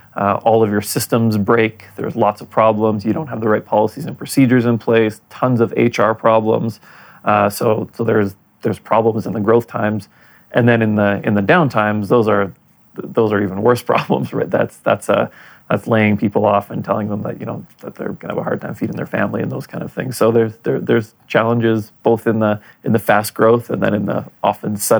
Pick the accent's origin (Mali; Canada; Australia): Canada; Winnipeg, Manitoba; also born or lived in Poland; now in Calgary, Canada; my hometown of Winnipeg